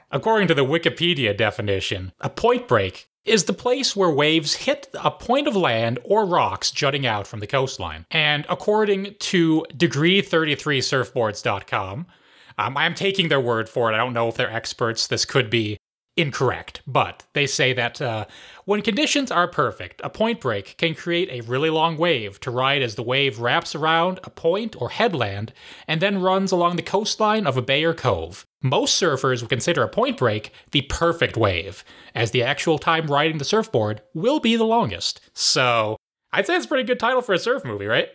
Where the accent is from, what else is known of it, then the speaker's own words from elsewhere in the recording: Ohio, United States; gotta represent my home state